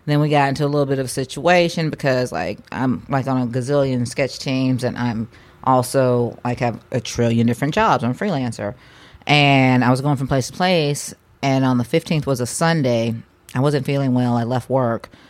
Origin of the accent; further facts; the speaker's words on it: Oklahoma, United States; I'm from Oklahoma